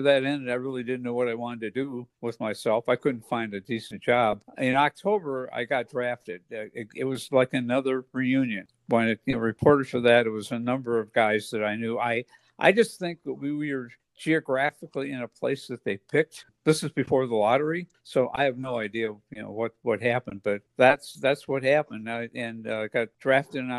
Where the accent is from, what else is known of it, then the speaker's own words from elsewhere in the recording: Elyria, Ohio, United States; moved away; So I'm from Elyria, Ohio. That's on the west side of Cleveland